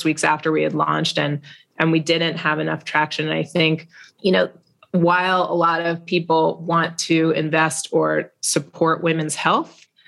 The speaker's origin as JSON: {"language": "English", "region": "New York", "country": "United States", "said": "we're from New York."}